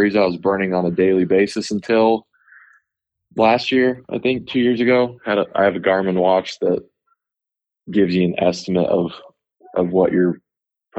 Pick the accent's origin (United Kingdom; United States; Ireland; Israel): United States; Idaho; moved away as an adult; now in Utah, United States; I grew up in Idaho.